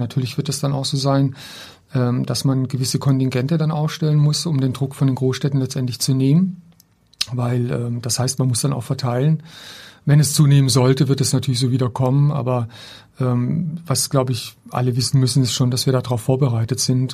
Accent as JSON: {"language": "German", "area": "Black Forest", "region": "Baden-Württemberg", "country": "Germany", "tie": "born or raised there", "moved": "yes", "said": "meiner Heimatstadt. Ich komme ja aus einem kleinen Ort im Schwarzwald"}